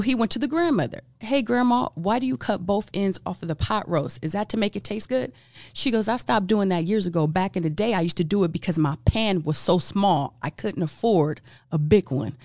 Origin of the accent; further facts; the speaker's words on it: Los Angeles, California, United States; I'm from Los Angeles, land of the hookups